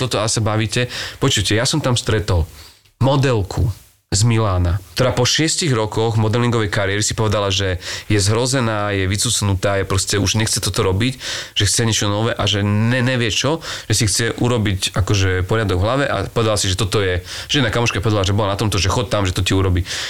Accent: Čaňa, Košice Region, Slovakia; ja som vyrastal v Čani, čo je dedina na juhu pod Košicami

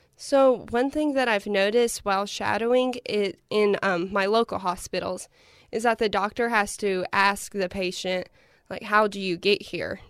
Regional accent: Paintsville, Kentucky, United States; I'm originally from Painesville, Kentucky

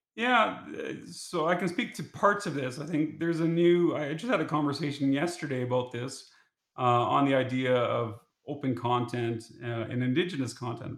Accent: Saskatchewan, Canada; growing up in Saskatchewan

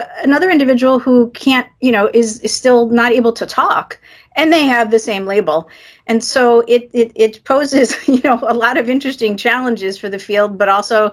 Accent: New York, United States; I'm actually born and raised in New York

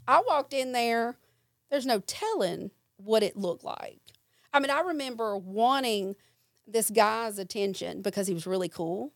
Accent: Jackson, Mississippi, United States; I stayed with my mom and my stepdad, and then I would visit my grandmother in South Jackson. And so I had friends here, friends there

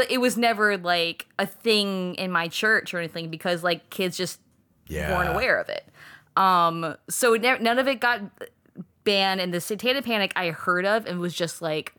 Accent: Rocky Mount, Virginia, United States; Called Rocky Mount, Virginia.

